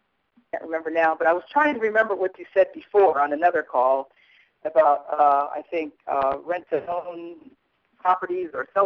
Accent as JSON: {"language": "English", "town": "Atlanta", "region": "Georgia", "country": "United States", "said": "Okay. I'm from Atlanta."}